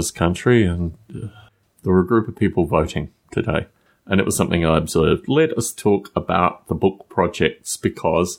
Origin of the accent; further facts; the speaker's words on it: Australia; moved away; I was a child growing up in Australia